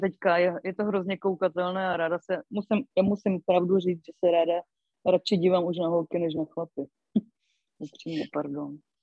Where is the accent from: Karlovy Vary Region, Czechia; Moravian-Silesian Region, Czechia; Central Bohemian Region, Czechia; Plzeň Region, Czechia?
Moravian-Silesian Region, Czechia; Karviná; moved away as an adult; also born or lived in Opava; now in Bohemia, Czech Republic; pocházím z Moravy, víceméně z Karviné, kde jsem hokej začínala